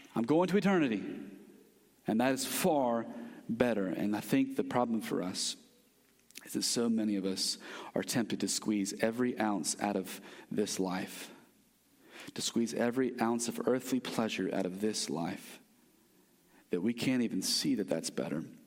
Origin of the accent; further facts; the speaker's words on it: United States; as American Christians